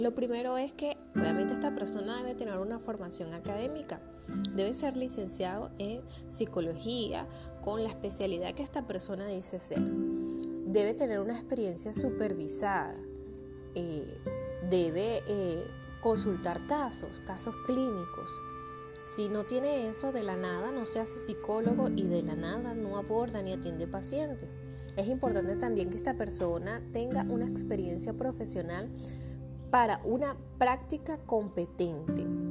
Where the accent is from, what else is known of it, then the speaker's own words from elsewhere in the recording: Venezuela; yo me encuentro en Venezuela